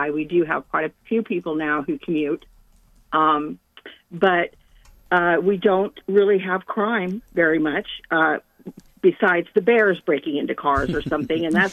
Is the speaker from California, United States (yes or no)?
yes; Yosemite National Park, California, United States; born there; I was born in Yosemite National Park Mm-hmm. uh, which I live just outside of still.